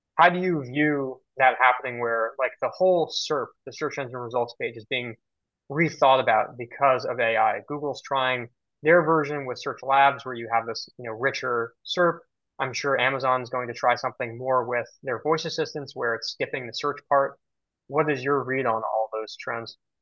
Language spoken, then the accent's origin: English; New York City, New York, United States; I've been on the island of Manhattan my entire life